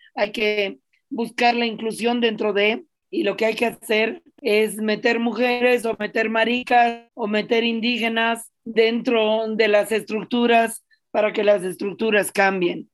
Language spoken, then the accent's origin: Spanish; La Paz, Bolivia; yo crecí en la ciudad de La Paz, y sigo viviendo en la ciudad de La Paz